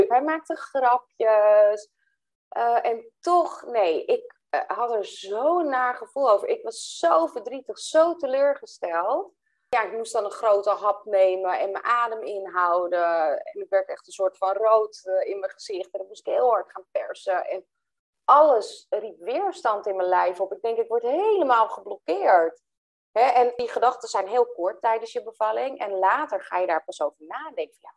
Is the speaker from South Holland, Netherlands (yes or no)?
no; Velsen, North Holland, Netherlands; kom ik uit Velsen